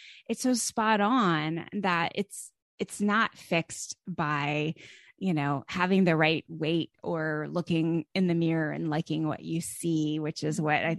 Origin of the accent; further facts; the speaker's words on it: Northeast, United States; moved away as an adult; also born or lived in California; I'm from the Northeast.